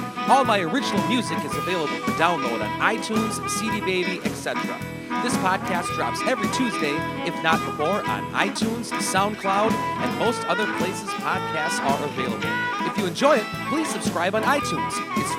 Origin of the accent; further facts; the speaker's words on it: Turtle Lake, Wisconsin, United States; I'm coming at you again this week from my hometown of Turtle Lake, Wisconsin.